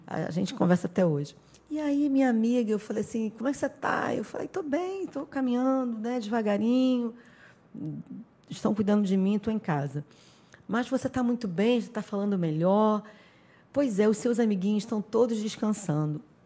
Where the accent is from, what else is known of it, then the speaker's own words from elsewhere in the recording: Rio de Janeiro, Brazil; moved away as an adult; also born or lived in São Gonçalo; now in Araruama, Brazil; eu sou do Rio de Janeiro, sou carioca